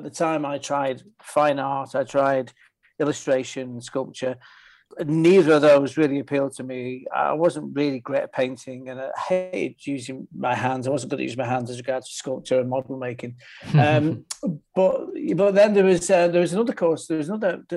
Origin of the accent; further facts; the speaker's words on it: Manchester, North West England, United Kingdom; accent: Northern; moved away as an adult; also born or lived in Fallowfield, Manchester / London; now in New York, United States; I was born in Mossside and spent many wonderful years there as a kid and into my early teens.